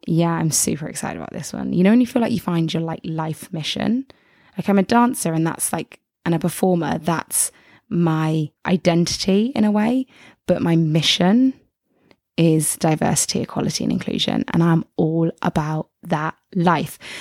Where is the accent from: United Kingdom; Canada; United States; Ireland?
United Kingdom; England; I'm from England